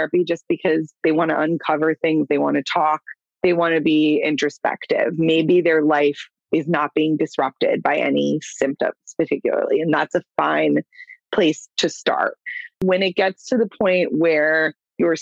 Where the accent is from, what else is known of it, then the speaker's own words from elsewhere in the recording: Clearwater, Florida, United States; I'm from Clearwater, born and raised.